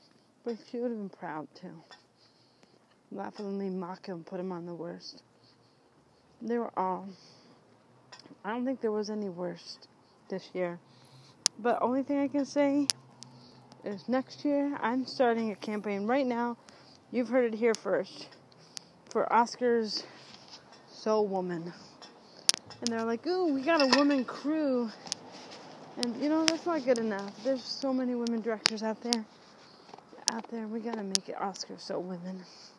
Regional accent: United States; Even a tiny bit of Spanish. And Native American. I'm American. Anyway. I have Italiano blood

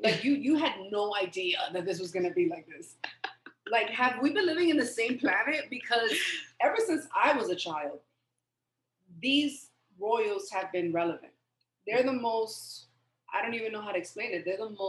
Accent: United States; I feel like me as an American

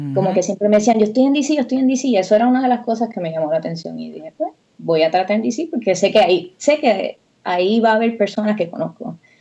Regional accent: Lajas, Puerto Rico; moved away as an adult; also born or lived in San Germán, Puerto Rico / Mayagüez, Puerto Rico; now in United States; yo soy de Lajas, Puerto Rico

